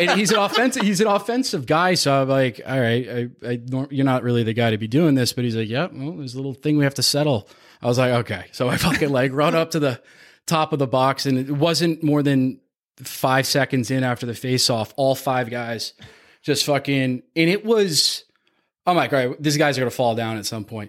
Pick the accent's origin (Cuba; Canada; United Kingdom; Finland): Canada; growing up in Canada